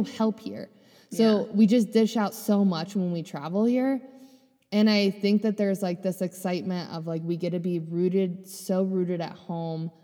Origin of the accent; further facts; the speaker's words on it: Delaware, Ohio, United States; moved away; my hometown in Delaware, Ohio